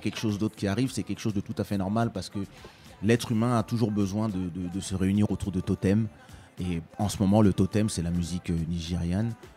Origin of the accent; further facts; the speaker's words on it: France; also born or lived in Kinshasa, DR Congo; j'ai grandi en France dans les années 80